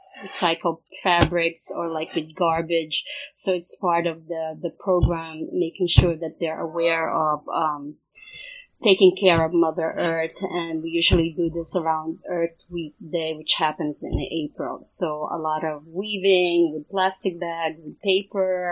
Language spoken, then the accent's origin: English; Philippines; I'm from the Philippines